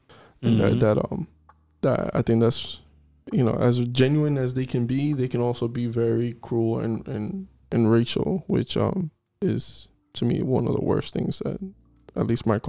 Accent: United States; first language English; Ooh, I've been here most of my life. I was born raised here in the United States, and you know, it's in my DNA, yes. But as the culture of Dominican Republic and the Hispanic culture, but I'm always American. I speak English first.

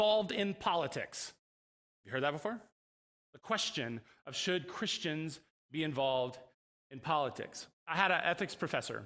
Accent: DeLand, Florida, United States; I grew up in Central Florida in DeLand

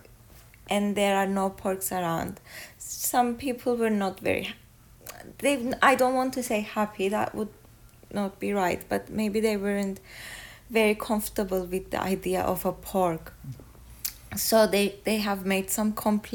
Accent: Kyrenia, Kyrenia District, Cyprus; I was born in Kerinya, 1994. I'm a lawyer. We live in Kerinya

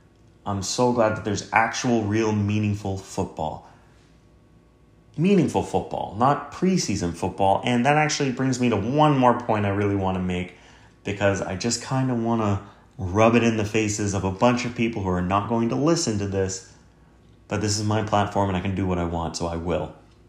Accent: Canada

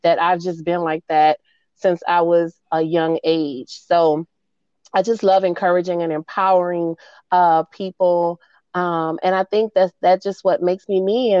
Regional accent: New Orleans, Louisiana, United States; moved away as an adult; now in Dallas, United States; I am a NOLA girl. I'm from New Orleans, Louisiana. but I've been here in Dallas for the last 18 years

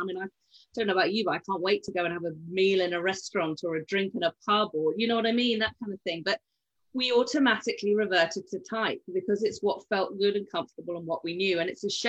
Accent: United Kingdom; we're British estate agents

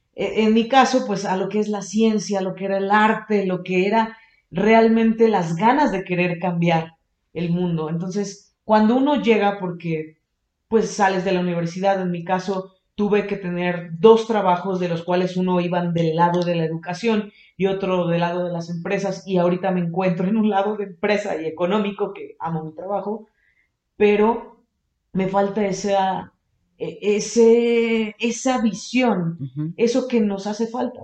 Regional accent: Xalapa, Veracruz, Mexico; yo vengo de Jalapa, Veracruz

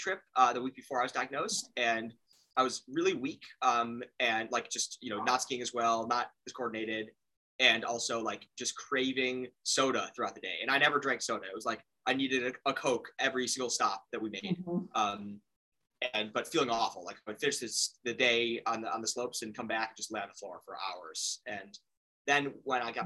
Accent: Chicago, Illinois, United States; I grew up in Chicago, still live there

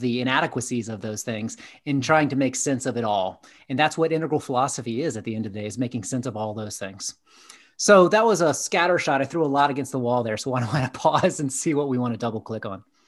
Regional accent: Atlanta, Georgia, United States; I grew up in Southeast, uh, United States in Atlanta, Georgia

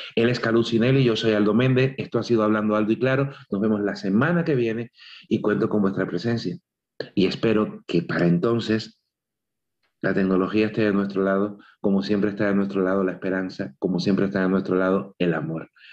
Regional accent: Cuba; moved away; cuando yo me fui de Cuba, el fin no fue cuando dejé mi casa

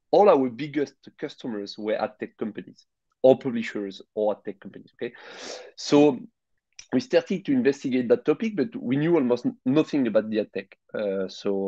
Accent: France; accent: French; English is a second language; I'm French with my accent

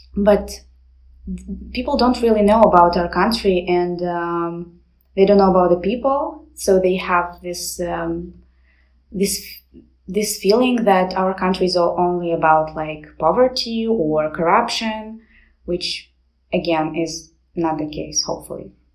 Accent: Moldova; I'm from Moldova

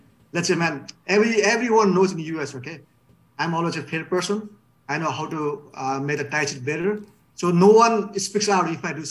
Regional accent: Pokhara, Gandaki Province, Nepal; also born or lived in Bhimad; now in Los Angeles, United States; my hometown, Pokhara, man. The stadium is just like, what do you call, 2 blocks from my house.

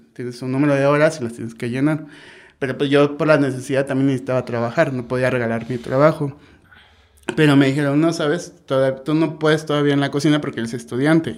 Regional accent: Oaxaca de Juárez, Oaxaca, Mexico; yo soy de aquí de Oaxaca de Juárez, eh, aquí nací

